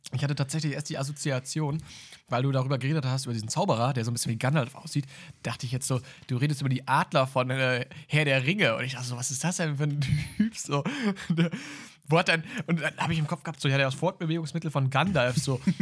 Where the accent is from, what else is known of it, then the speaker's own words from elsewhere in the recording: Münster, North Rhine-Westphalia, Germany; bei uns in Münster